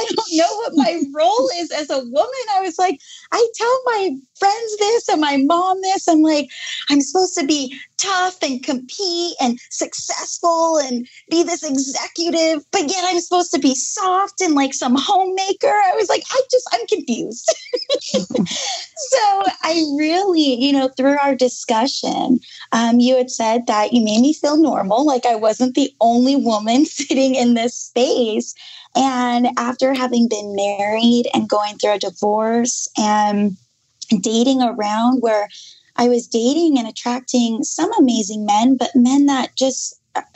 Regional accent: Las Vegas, Nevada, United States; I am from Las Vegas, Nevada in the United States. Super fun city to live in.

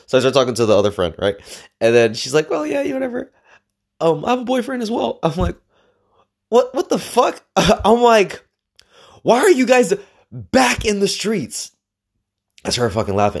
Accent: Los Angeles, California, United States; I grew up in the capital of Mexico, East L

